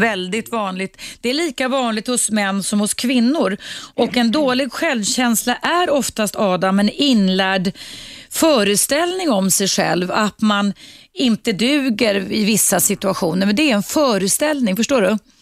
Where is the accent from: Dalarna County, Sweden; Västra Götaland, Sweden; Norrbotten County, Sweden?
Dalarna County, Sweden; now in Stockholm, Sweden; som en svensk tjej från Dalarna faktiskt, där jag kommer ifrån